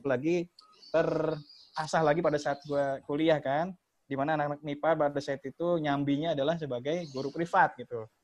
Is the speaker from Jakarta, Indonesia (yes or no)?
yes; Betawi, Jakarta, Indonesia; gua orang Betawi